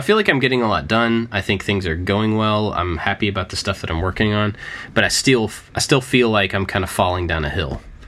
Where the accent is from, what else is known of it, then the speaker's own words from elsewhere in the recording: Kentucky, United States; moved away; I grew up in Kentucky